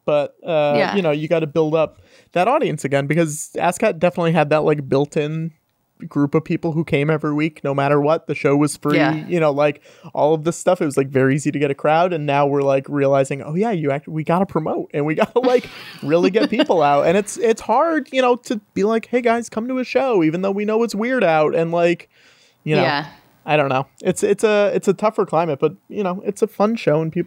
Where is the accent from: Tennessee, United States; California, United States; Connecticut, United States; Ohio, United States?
Connecticut, United States; Enfield; now in New York, United States; I grew up in Northern Connecticut. It's this town called Enfield